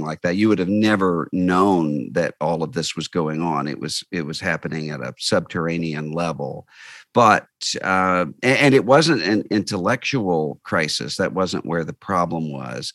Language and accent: English; Biloxi, Mississippi, United States; I grew up in Biloxi, Mississippi, uh, just over the state line from New Orleans